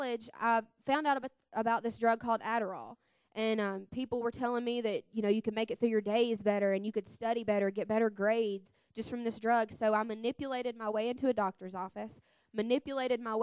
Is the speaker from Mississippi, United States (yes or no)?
yes; Mississippi, United States; I'm 23, and I'm from Mississippi. I was born and raised in a Christian family.